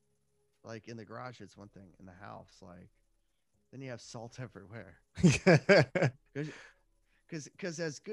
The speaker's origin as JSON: {"language": "English", "area": "DC", "region": "Maryland", "country": "United States", "tie": "born or raised there", "also_born_or_lived": "Northern Virginia / Washington, D.C.", "said": "I'm from the DC, Virginia area, the DMV area. I grew up and was raised here"}